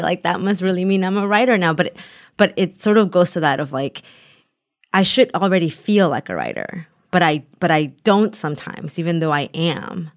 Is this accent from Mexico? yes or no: yes; Taxco, Guerrero, Mexico; now in United States; because I'm from Guerrero too, but I, but I always say I'm from Tasco, Guerrero